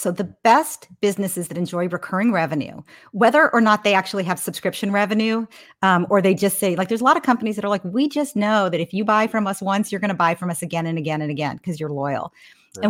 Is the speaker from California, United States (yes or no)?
yes; Menlo Park, California, United States; So I'm almost a lifer in the Bay Area. I grew up in Menlo Park, California. My dad and mom moved here from Brooklyn when I was 4 years old, kind of in search for a better life